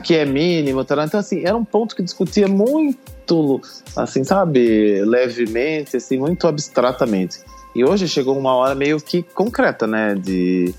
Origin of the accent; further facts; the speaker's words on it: Brazil; nós brasileiros nunca passamos por um período de guerra